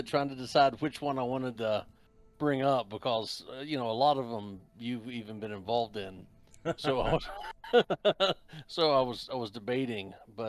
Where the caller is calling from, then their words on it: West Virginia, United States; I'm actually in the mountains of West Virginia.